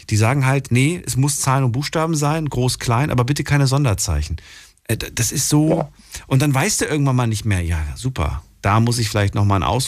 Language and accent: German; Eifel, Germany; Ich bin aus der Eifel.